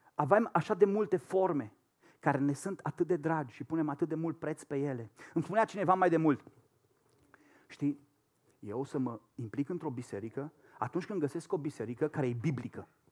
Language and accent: Romanian; Romania; moved away as an adult; also born or lived in Madrid, Spain; noi ca și români